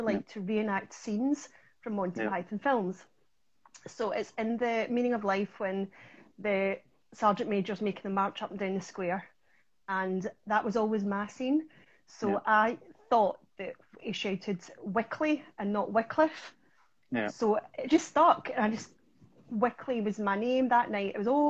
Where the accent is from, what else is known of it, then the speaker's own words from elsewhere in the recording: Ayrshire, Scotland, United Kingdom; accent: Ayrshire; I'm from Ayrshire in Scotland